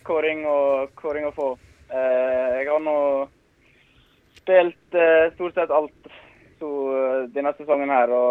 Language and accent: Norwegian; Innvik, Vestland, Norway; moved away; also born or lived in Stavanger; Jeg hadde jo, når jeg flytta fra Innvik til Stavanger, så hadde jeg jo som mål at jeg skulle, skulle spille meg inn på A-laget til Viking.